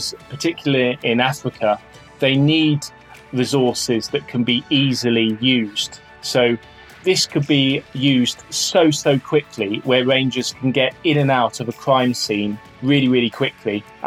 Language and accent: English; Outer Hebrides, Scotland, United Kingdom; moved away; I spent a lot of time growing up in the Outer Hebrides